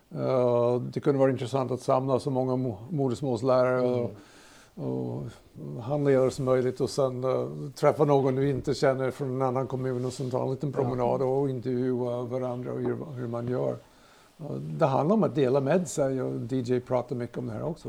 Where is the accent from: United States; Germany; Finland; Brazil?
United States; Swedish is a second language; now in Sigtuna, Sweden; kommer också från USA. Bott här 50 år.